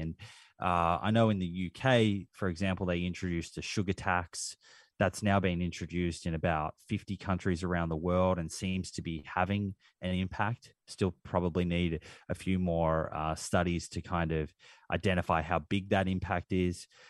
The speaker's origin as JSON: {"language": "English", "country": "Australia", "accent": "Australian", "said": "my Australian accent"}